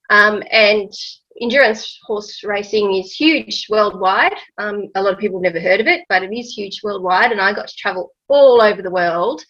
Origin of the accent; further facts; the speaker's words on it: Canberra, Australian Capital Territory, Australia; also born or lived in United Kingdom; I grew up in Canberra, but my dad was an academic, so he did work overseas a little while. So I was very lucky to be able to live overseas a couple of times when I was young.